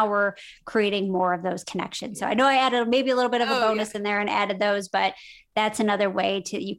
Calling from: Carmel, Indiana, United States; I am actually in Carmel, Indiana. So it's not Carmel by the sea. It is Carmel by the corn.

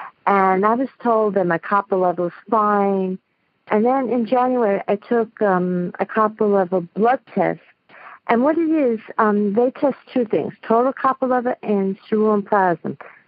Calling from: New York City, New York, United States; I'm calling from Queens, New York.

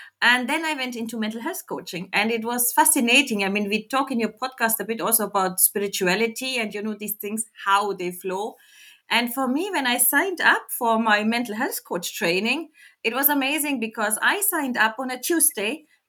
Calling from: Abu Dhabi, United Arab Emirates; I join you from Abu Dhabi in the United Arab Emirates. So I'm on the other side of the world, let's say.

